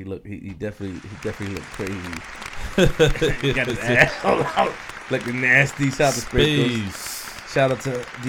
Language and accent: English; New York City, New York, United States; I'm from Queens for a reason